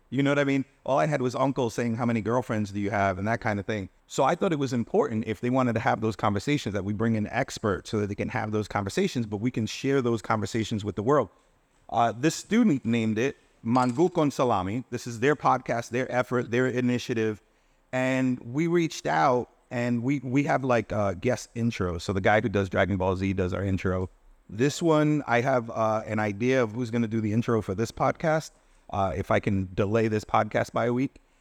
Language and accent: English; Providence, Rhode Island, United States; I'm from Providence. I wanna serve Providence. I'm from Washington Park